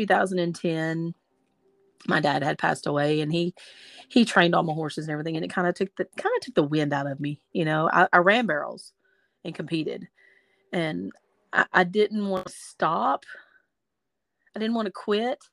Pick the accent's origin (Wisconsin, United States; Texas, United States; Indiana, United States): Texas, United States; Gladewater; I'm from a small town in East Texas. Of course, I'm a Texan, and I'm from a small town. It's Gladewater, Texas